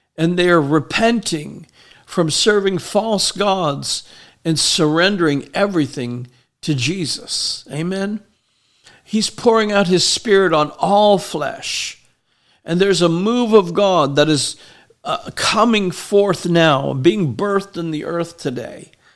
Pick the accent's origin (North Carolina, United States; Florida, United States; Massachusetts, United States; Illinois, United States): Florida, United States; Miami; moved away as an adult; now in Tennessee, United States; I grew up in Miami, south of Miami